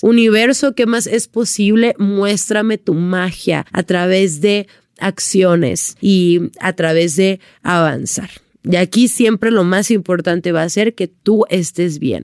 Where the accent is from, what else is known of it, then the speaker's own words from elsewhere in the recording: Sonora, Mexico; moved away; yo llegué a mi casa ya en Sonora porque soy de Sonora